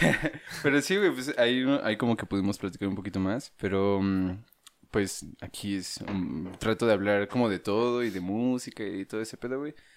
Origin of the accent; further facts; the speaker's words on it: Dolores Hidalgo, Guanajuato, Mexico; moved away as an adult; also born or lived in China; vengo de Guanajuato